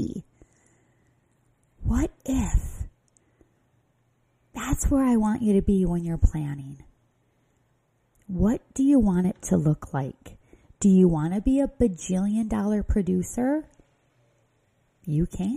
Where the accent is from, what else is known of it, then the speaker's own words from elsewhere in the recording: Midwest, United States; accent: Midwest; my Midwest accent